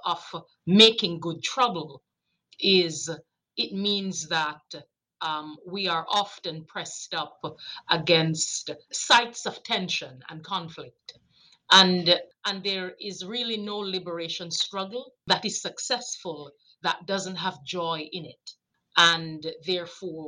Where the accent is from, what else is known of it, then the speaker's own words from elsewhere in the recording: Jamaica; moved away; I grew up, I'm a child from Jamaica, so I'm an immigrant to this country. I came here 81 after growing up with grandmothers